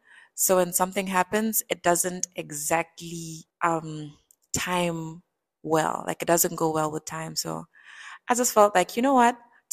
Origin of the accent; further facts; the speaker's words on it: Botswana; So I would say I was raised in Botswana.